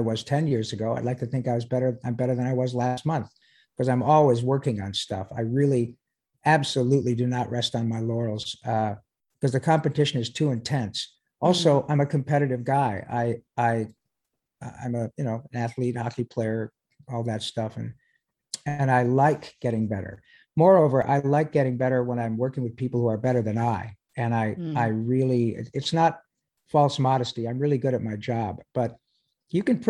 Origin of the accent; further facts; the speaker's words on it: Michigan, United States; moved away; I grew up in Michigan